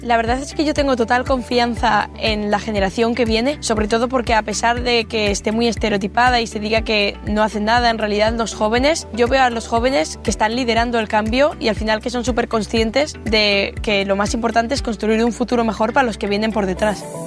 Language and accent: Spanish; Sodupe, Basque Country, Spain; soy de Sodupe